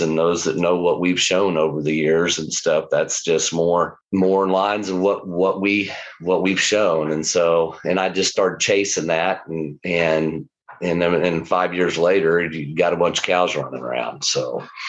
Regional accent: Lawrence, Kansas, United States; this is home to us. It's the only place I've ever known. I've I've lived. I grew up in the house

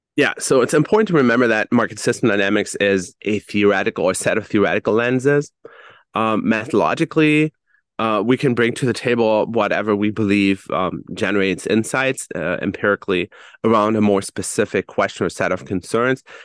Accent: Germany; I, for instance, was born and raised in Germany

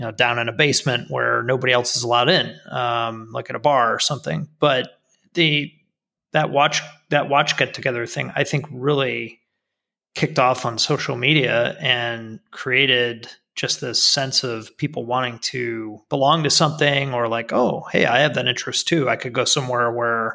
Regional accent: United States; as an American

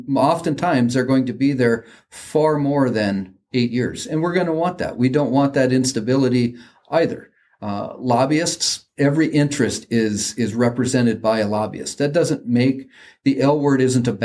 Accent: Mandan, North Dakota, United States; my hometown right across the river from where we're

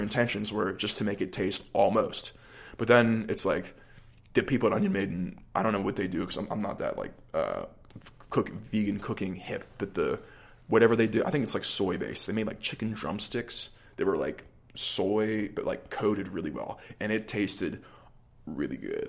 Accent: Allison Park, Pennsylvania, United States; I grew up, like, a little outside, more, like, middle class in Allison Park

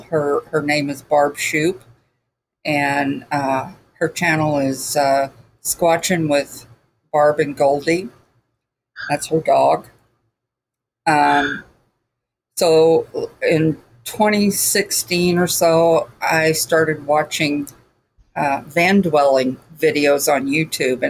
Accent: Houston, Texas, United States; moved away; we came from Houston

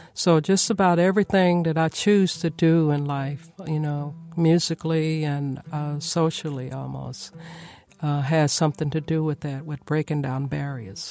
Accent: Nashville, Tennessee, United States; I was born and raised here in Nashville, Tennessee

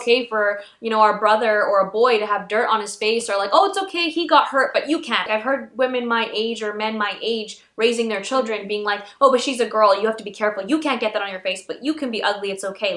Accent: Pakistan; I'm Pakistani

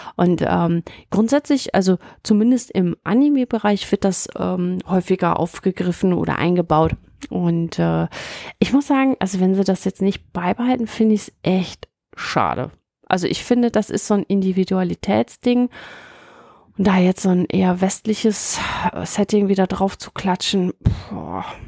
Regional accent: Münsterland, North Rhine-Westphalia, Germany; Ich komme eher aus dem Münsterland äh, gebürtig

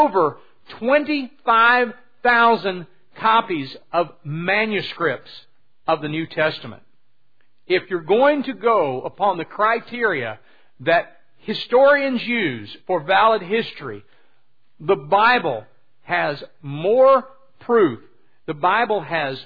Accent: Louisiana, United States; I'm from Louisiana

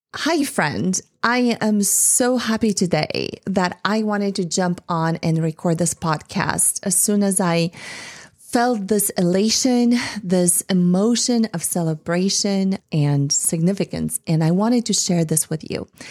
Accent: Bulgaria; moved away; growing up in Eastern Europe, in Bulgaria.

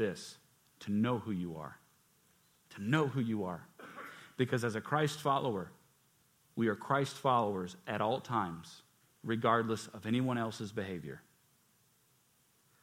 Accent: United States; I'm blessed to be born here

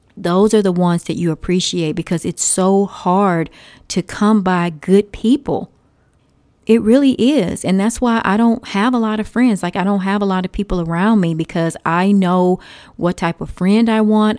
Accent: Texas, United States; I say y'all 'cause I'm from Texas.

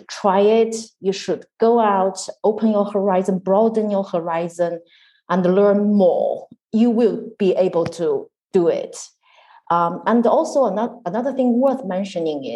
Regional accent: China; moved away as an adult; now in United Kingdom

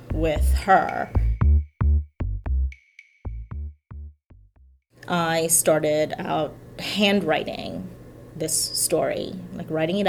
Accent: Trinidad & Tobago; the kind of stories that I grew up hearing in Trinidad

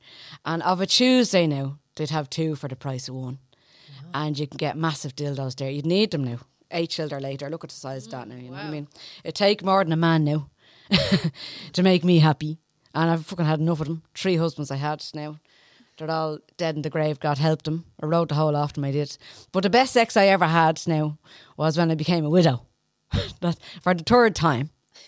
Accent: Dublin, Leinster, Ireland; Oh, I'm from the Liberties, going back a long time now.

